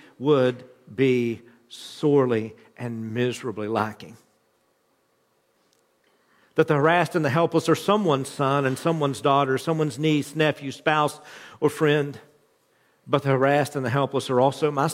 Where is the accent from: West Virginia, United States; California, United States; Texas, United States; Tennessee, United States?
West Virginia, United States; the mountain people that I grew up with in West Virginia